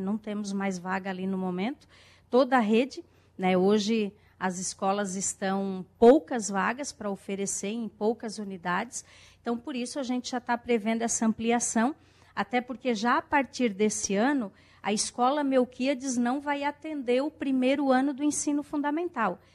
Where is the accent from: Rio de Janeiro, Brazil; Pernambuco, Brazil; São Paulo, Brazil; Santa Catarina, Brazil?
Santa Catarina, Brazil; Balneário Rincão; Sou aqui do Balneário Rincão